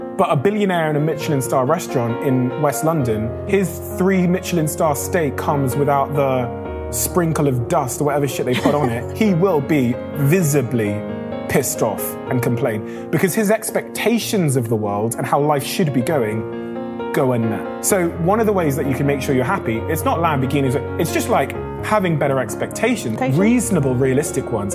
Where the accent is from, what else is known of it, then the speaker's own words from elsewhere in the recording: Botswana; I was born in Africa, I was born in Botswana